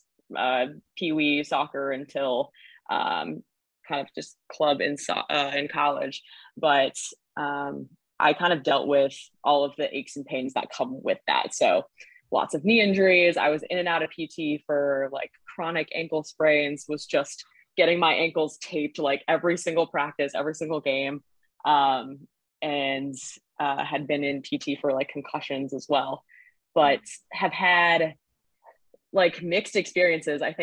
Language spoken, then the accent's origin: English; Southern California, United States; moved away as an adult; now in Boston, United States; I'm originally from Southern California, but came out here for school and went to Northeastern and then just ended up staying after college.